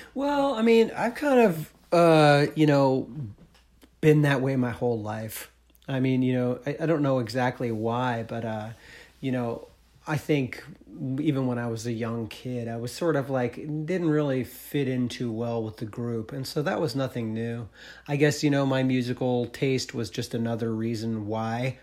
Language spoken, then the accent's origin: English; Marlboro, Vermont, United States; I'm from Marlboro